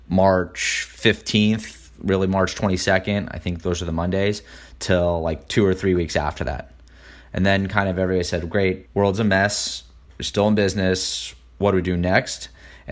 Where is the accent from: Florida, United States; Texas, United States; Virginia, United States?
Texas, United States; Houston; now in New York, United States; I grew up in Houston, everybody drives to work